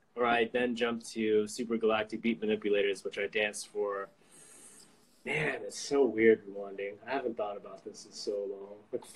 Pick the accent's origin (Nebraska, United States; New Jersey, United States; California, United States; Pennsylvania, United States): California, United States; San Diego; I'm from San Diego, California.